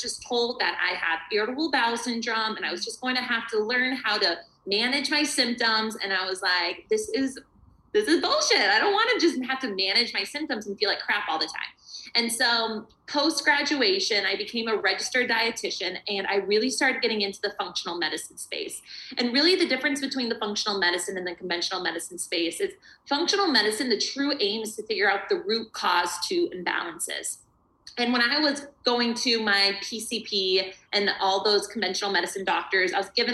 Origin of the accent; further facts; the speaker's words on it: Arizona, United States; I'm from Arizona, warm, sunny Arizona.